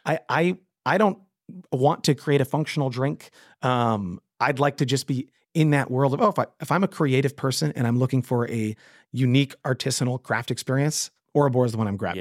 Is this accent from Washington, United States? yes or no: no; Westchester County, New York, United States; I grew up in Westchester County where we didn't have a Wegmans at the time